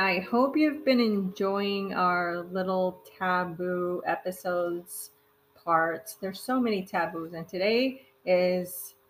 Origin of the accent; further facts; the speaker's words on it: Mexico; now in United States; I'm Mexican, but I've been living in the United States since